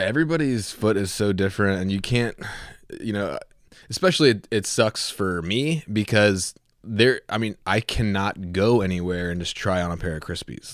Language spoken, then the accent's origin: English; Southeast, United States; I come from the Southeast